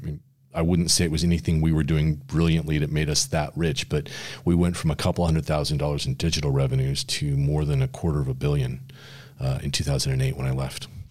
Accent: San Francisco, California, United States; I grew up in the Bay Area in San Francisco

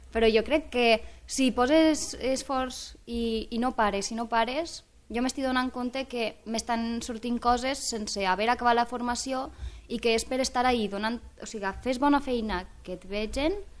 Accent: Benissa, Valencian Community, Spain; moved away as an adult; now in Lleida, Spain; jo vinc d'Alacant, d'un poble d'Alacant, Benissa concretament

